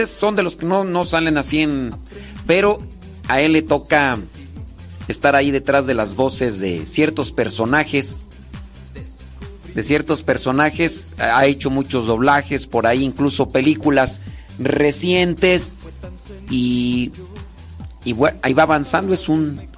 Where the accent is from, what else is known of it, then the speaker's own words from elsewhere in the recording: Acámbaro, Guanajuato, Mexico; Yo también soy ahí de, de Acámbaro, Guanajuato. Salud, salud de Acámbaro, Guanajuato.